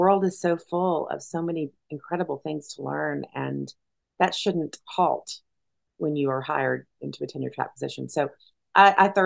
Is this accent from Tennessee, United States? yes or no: yes; McMinn County, Tennessee, United States; moved away as an adult; also born or lived in Madison, Wisconsin; I'm a woman who's from the South. I grew up in Tennessee